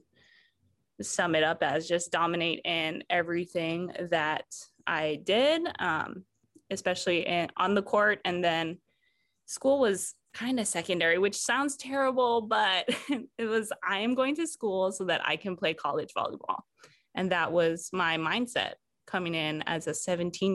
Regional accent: Hawaii, United States; being born and raised in Hawaii, I just grew up being proud to be Hawaiian

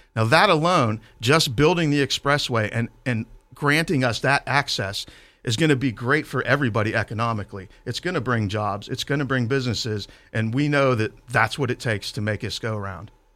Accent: Clairton, Pennsylvania, United States; I grew up in Clareton. Uh, we moved there when I was six

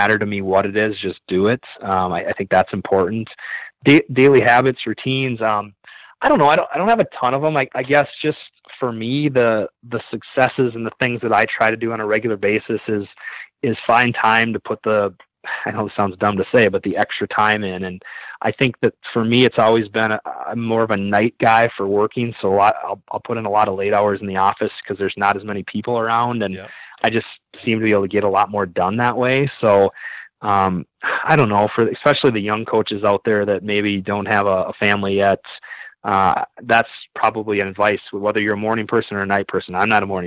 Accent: Minnesota, United States; now in South Dakota, United States; I decide I'm going to go back to Minnesota, my hometown

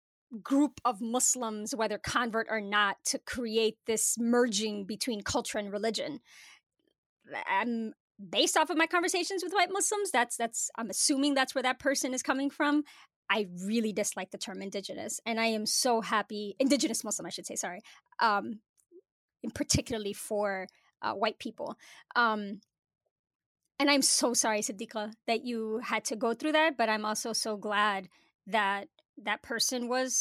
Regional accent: Chicago, Illinois, United States; for myself as a Puerto Rican and Mexican growing up in Chicago

